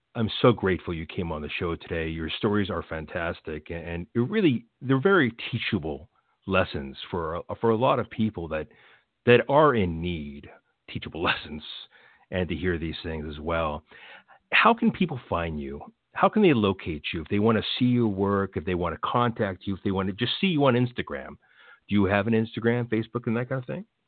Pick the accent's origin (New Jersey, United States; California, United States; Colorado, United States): California, United States; Los Angeles; I was born in Los Angeles